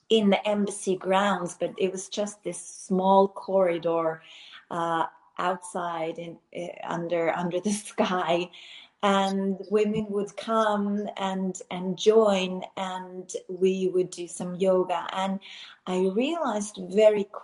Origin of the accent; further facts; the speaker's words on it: Finland; also born or lived in Switzerland / United States / Abu Dhabi, United Arab Emirates; now in Barcelona, Spain; I live in Barcelona. I am actually from Finland, born in Switzerland, lived in the US, in South